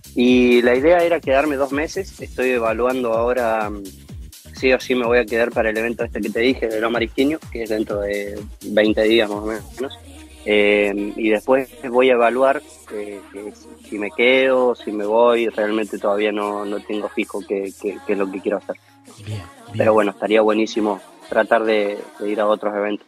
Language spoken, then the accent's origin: Spanish; Río Grande, Tierra del Fuego, Argentina; moved away as an adult; now in Córdoba, Argentina; Soy de Tierra del Fuego, eh, en Río Grande